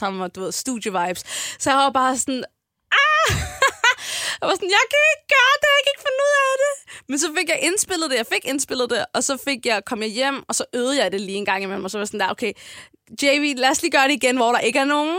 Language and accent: Danish; Copenhagen, Capital Region of Denmark, Denmark; jeg er født og opvokset på Amager med mine to forældre og mine tre søskende